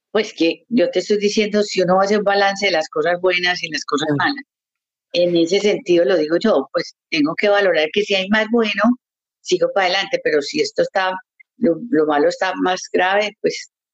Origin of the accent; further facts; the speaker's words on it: Colombia; also born or lived in Canada; now in Montreal, Canada; yo soy colombiana de corazón, amo mi país